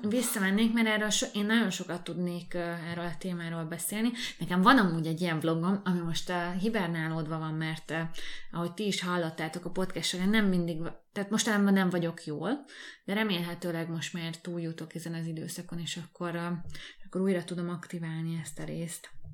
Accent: Hungary; moved away as an adult; now in Budapest, Hungary; mind a ketten egy vidéki városból jöttünk, a Dávid egy nagyobbból, én egy kisebből

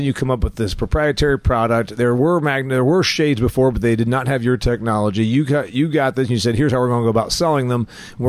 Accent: Indiana, United States; my home state of Indiana

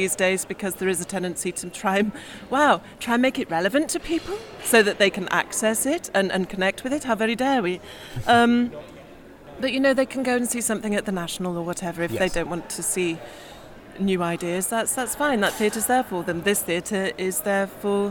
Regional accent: Staffordshire, West Midlands, United Kingdom; I grew up in Staffordshire

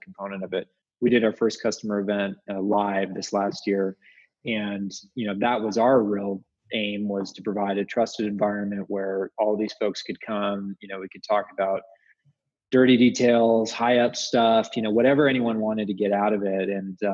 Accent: Seattle, Washington, United States; also born or lived in upstate New York / San Francisco / Utah; now in Salt Lake City, United States; I grew up in Seattle

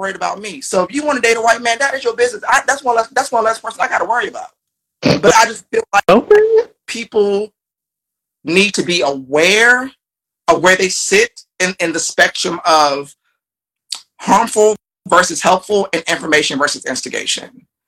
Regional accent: Largo, Maryland, United States; I grew up in Largo, Maryland, black enclave, mostly black people

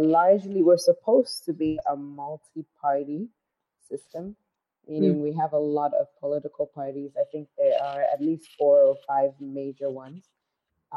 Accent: Ghana; I am from Ghana, currently in Ghana

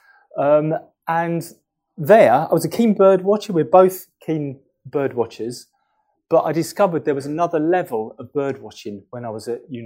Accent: London, United Kingdom; I'm from London. I'm from North London, Wood Green, which is near Tottenham.

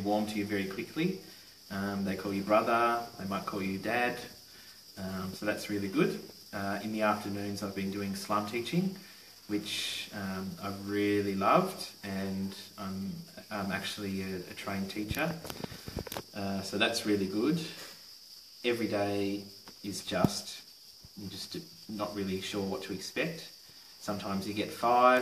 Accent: Tasmania, Australia; I'm from Tasmania, Australia.

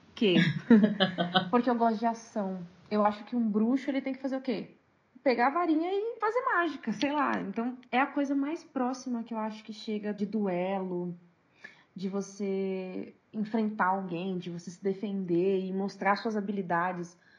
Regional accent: São Paulo, Brazil; eu sou de São Paulo.

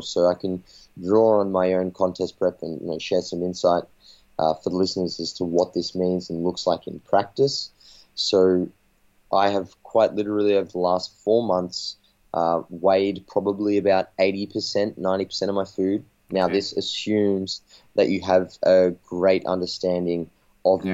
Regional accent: Australia; I'm a coach from Australia

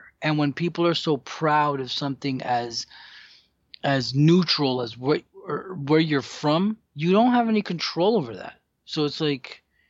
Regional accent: United States; born there; I'd rather be here than the country of my blood origin, even though I'm... was born here, but I'd rather live here than Dominican Republic

